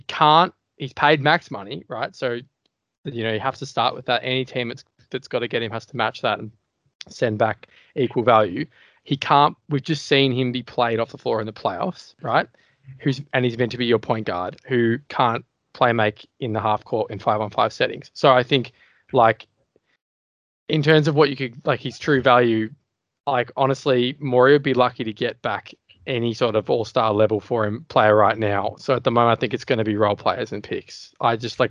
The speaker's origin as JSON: {"language": "English", "country": "Australia", "said": "being an Aussie"}